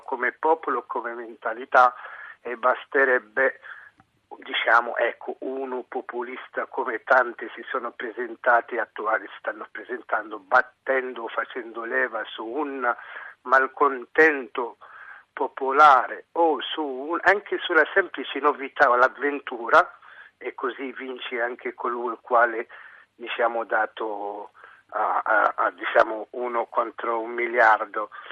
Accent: Tunisia; now in Italy; io sono tunisino.

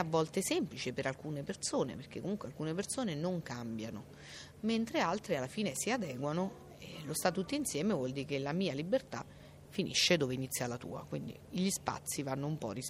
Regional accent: Accumoli, Lazio, Italy; in questo momento siamo a San Benedetto del Tronto, io sono di Accumoli

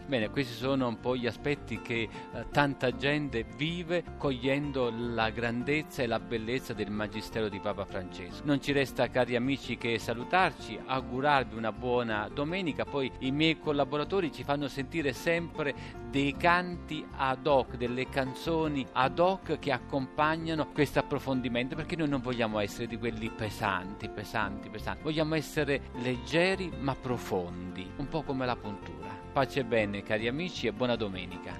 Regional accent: Scala, Campania, Italy; now in Assisi, Italy; con il sindaco del mio paese, Scala, sulla costiera malfitana

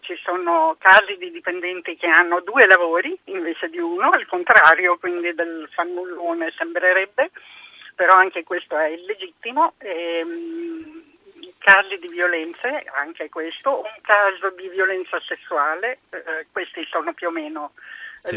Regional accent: Emilia-Romagna, Italy; accent: Romagnol; io in realtà sono nata in Romagna

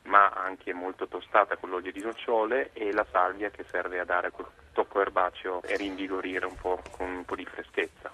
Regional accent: Piedmont, Italy; sono da sempre un, sono piemontese

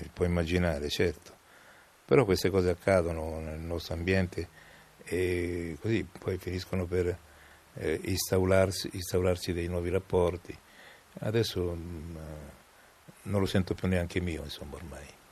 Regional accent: Rome, Lazio, Italy; accent: romanesco; il mio accento, eh, si sentisse troppo romanesco

